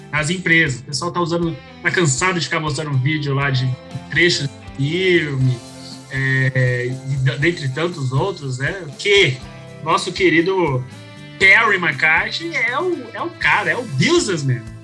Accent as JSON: {"language": "Portuguese", "region": "São Paulo", "country": "Brazil", "said": "Pra gente, que somos de São Paulo, é meio que não faz muita diferença"}